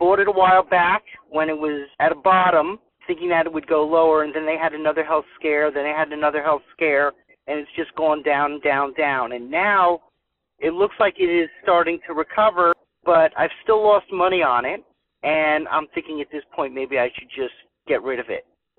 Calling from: Boca Raton, Florida, United States; Hi, this is … I'm calling from Boca Raton, Florida.

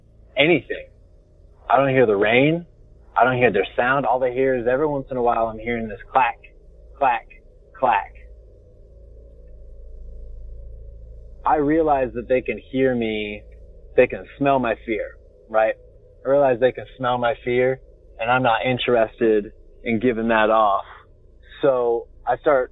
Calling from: Southern Oregon, United States; I'm calling you from Southern Oregon

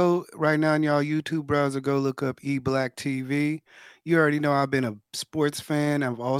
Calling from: Texas, United States; I'm calling from Texas.

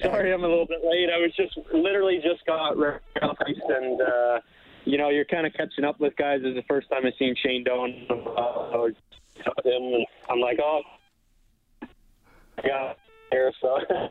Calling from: Scottsdale, Arizona, United States; So I'm out in Scottsdale right now.

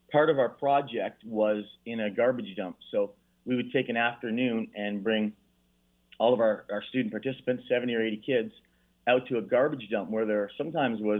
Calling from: Dominican Republic; That's right. I'm calling you from Dominican Republic.

